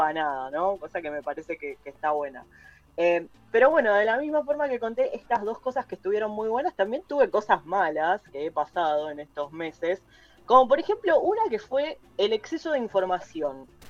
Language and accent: Spanish; Zona Sur, Buenos Aires Province, Argentina; soy de Zona